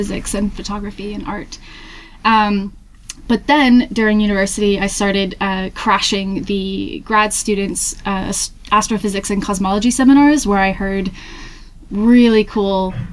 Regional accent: Hampton, New Hampshire, United States; moved away as an adult; also born or lived in Tennessee; now in Manchester, United Kingdom; I'm originally from Hampton, New Hampshire in the US.

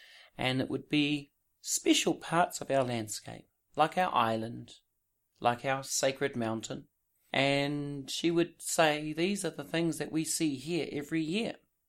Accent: Wellington, New Zealand; walking about in my hometown in Aotearoa, New Zealand, down in the city, the capital city of Wellington

